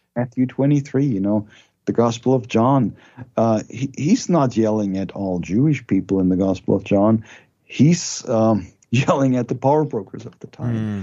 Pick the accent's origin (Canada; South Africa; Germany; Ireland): Germany; moved away as an adult; now in United States; I was raised in Germany.